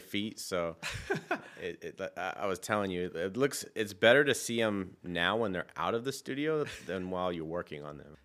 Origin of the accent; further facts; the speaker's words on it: San Francisco, California, United States; I grew up in San Francisco